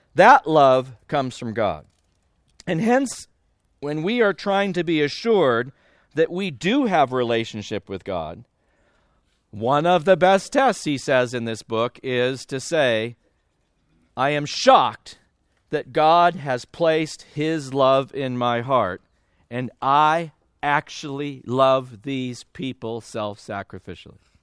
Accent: California, United States; I grew up in California

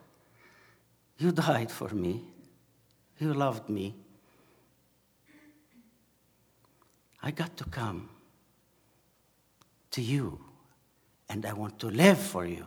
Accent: Asyut, Asyut Governorate, Egypt; English is a second language; moved away as an adult; also born or lived in Cairo; The first time I left my city in Asyut, which is in south, 375 kilometers from Cairo, the first time I went on my own to live in Cairo for a while was when I finished my university

